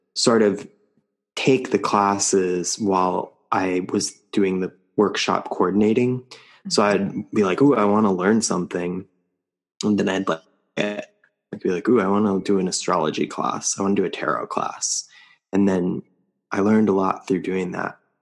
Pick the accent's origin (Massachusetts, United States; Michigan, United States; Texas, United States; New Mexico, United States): New Mexico, United States; moved away; also born or lived in New York City; I grew up in New Mexico, and it wasn't until I moved to New York City